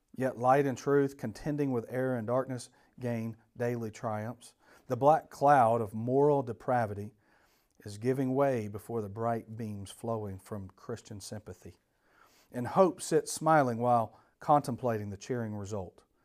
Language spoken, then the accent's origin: English; Atlanta, Georgia, United States; I grew up in Atlanta